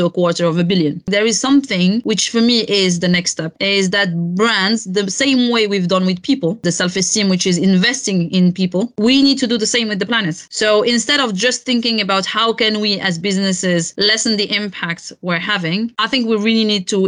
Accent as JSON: {"language": "English", "country": "Morocco", "moved": "yes", "said": "Morocco, which is my home country"}